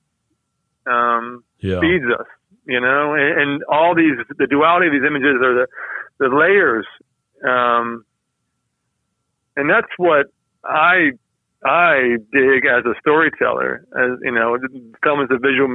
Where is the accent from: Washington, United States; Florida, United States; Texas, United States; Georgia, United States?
Georgia, United States; I grew up in Georgia